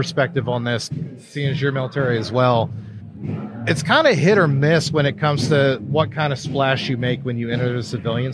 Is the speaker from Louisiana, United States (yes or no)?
no; Texas, United States; born or raised there